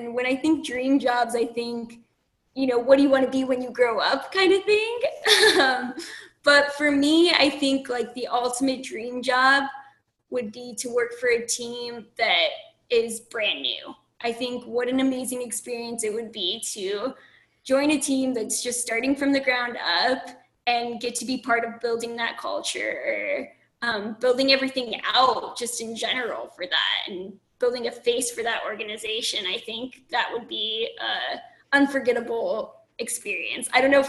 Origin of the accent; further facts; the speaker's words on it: California, United States; also born or lived in Pennsylvania / Nevada / Texas; You know, I've lived in Pennsylvania, I've lived in Nevada, I've lived in Texas, I'm from California.